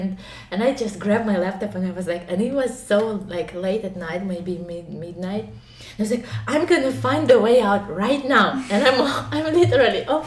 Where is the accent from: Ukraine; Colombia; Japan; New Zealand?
Ukraine; English is a second language; moved away as an adult; now in China; I'm from Ukraine